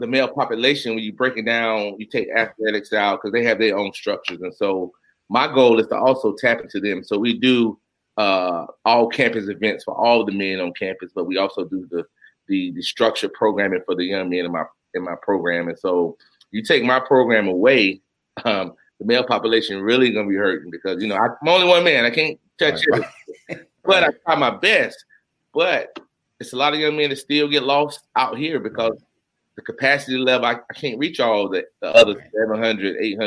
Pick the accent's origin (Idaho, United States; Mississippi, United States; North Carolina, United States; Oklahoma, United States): North Carolina, United States; Union County; now in Durham, United States; I'm from Union County, North Carolina.